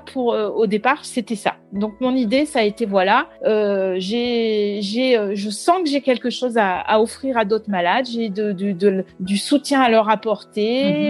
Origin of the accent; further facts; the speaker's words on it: Brittany, France; moved away; je suis revenue euh, depuis euh, un peu plus d'un an dans ma région d'origine euh, la Bretagne